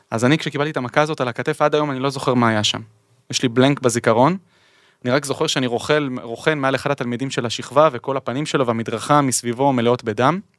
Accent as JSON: {"language": "Hebrew", "town": "Ness Ziona", "region": "Central District", "country": "Israel", "tie": "born or raised there", "said": "בעיר המדהימה הזאת, המקום הנפלא הזה שמבחינתי הוא תמיד תמיד תמיד בית."}